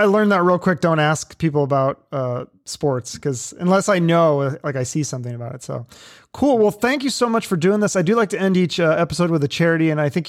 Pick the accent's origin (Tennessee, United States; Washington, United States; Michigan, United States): Washington, United States; Seattle; moved away; I'm from Seattle originally.